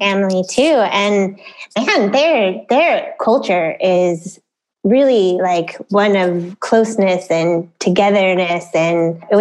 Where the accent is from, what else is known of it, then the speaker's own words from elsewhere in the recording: Orange County, California, United States; now in Mexico; I grew up in Orange County